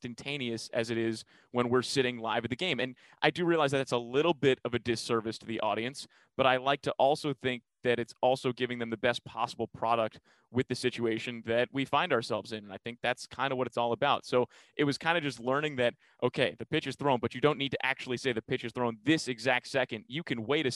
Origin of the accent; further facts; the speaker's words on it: New York, United States; moved away as an adult; now in Omaha, United States; growing up in New York